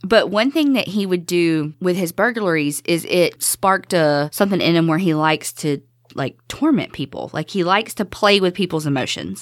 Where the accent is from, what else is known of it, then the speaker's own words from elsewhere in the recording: the South, United States; growing up in the South